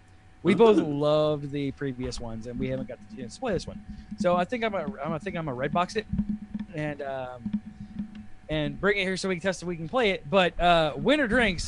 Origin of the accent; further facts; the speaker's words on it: Kentucky, United States; I am from Kentucky royalty. I literally grew up with whiskey in my bottle